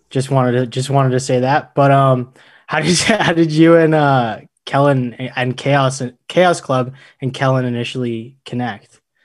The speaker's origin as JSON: {"language": "English", "region": "Alberta", "country": "Canada", "tie": "born or raised there", "said": "growing up in Alberta"}